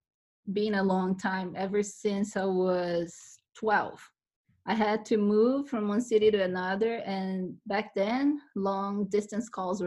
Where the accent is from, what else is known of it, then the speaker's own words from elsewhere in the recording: Brazil; now in Las Vegas, United States; I'm from Brazil.